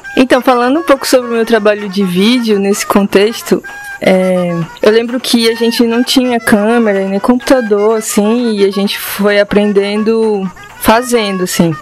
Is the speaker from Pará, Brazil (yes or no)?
yes; Barcarena, Pará, Brazil; eu acabei nascendo em Barcarena, e mais especificamente na Vila dos Cabanas